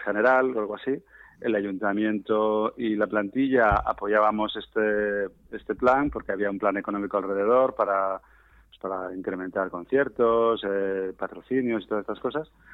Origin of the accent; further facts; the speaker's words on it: Spain; nosotros, que somos españoles